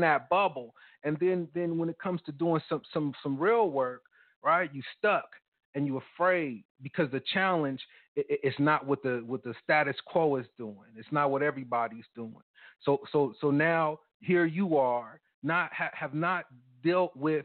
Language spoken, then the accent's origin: English; United States; as a black guy growing up in America